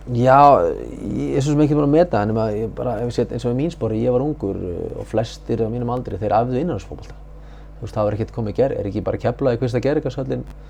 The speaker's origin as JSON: {"language": "Icelandic", "town": "Húsavík", "region": "Northeastern Region", "country": "Iceland", "said": "ég kem frá Húsæk"}